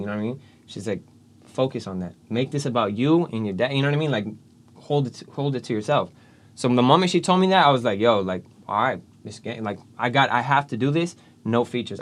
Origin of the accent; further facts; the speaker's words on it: Galt, California, United States; moved away; I'm from Gault originally, right? Little small town